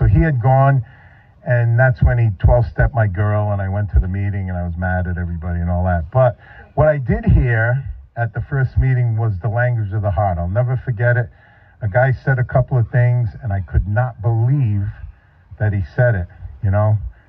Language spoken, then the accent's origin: English; Northeast, United States; Now, he lived in the Carolinas. I was from the Northeast. I took an 18-hour bus ride